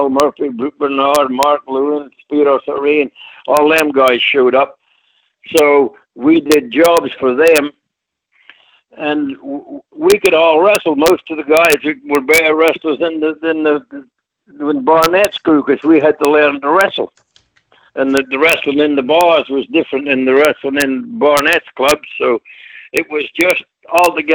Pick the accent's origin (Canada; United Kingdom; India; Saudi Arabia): United Kingdom; Kirriemuir, Scotland; also born or lived in Australia; now in United States; I was born in a place called Kirriemuir, Scotland. I'm actually a Scotsman